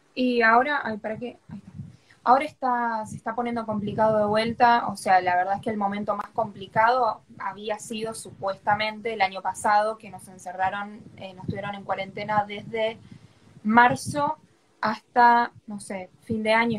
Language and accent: Spanish; Buenos Aires, Argentina; soy acá de Argentina, de Capital Federal, para ser exacta